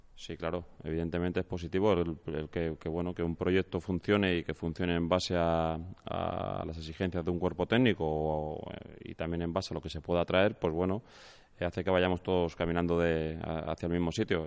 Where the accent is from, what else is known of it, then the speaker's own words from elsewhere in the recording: León, Castile and León, Spain; soy nacido en León